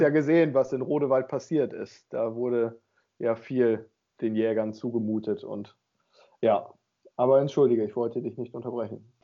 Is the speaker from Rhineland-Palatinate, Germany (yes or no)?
no; Emsland district, Lower Saxony, Germany; in meiner Heimat, im Landkreis Emsland